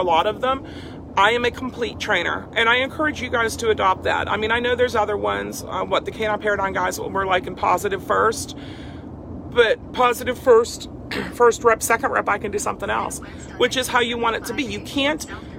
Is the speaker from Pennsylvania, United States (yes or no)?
yes; Freeport, Pennsylvania, United States; I grew up outside Pittsburgh in this little dinky town, Freeport